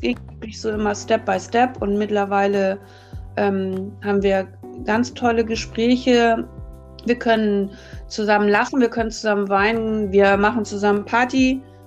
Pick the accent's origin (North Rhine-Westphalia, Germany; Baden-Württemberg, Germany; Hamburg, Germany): Hamburg, Germany; now in Lüneburg Heath, Germany; Ich bin in Hamburg geboren, 1968 und aufgewachsen in Hamburg-Uhlenhorst als Einzelkind.